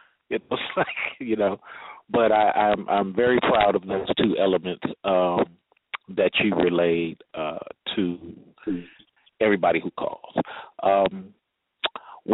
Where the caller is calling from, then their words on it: Atlanta, Georgia, United States; in Atlanta and calling from Atlanta. And I'm an older black guy. I'm 40.